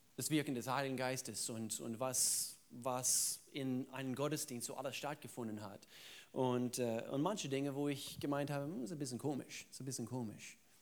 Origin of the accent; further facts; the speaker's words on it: the Southern United States, United States; German is a second language; moved away; Da, wo ich herkomme, ich komme aus den Südstaaten